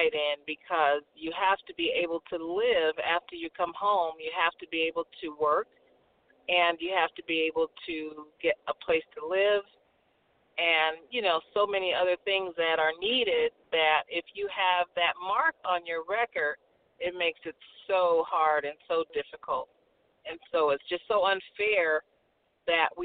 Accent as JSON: {"language": "English", "region": "California", "country": "United States", "tie": "born or raised there", "said": "I was born and raised in California"}